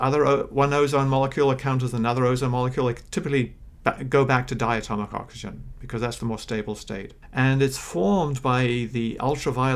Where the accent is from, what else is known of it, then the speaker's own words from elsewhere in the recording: New Zealand; moved away; I grew up in New Zealand.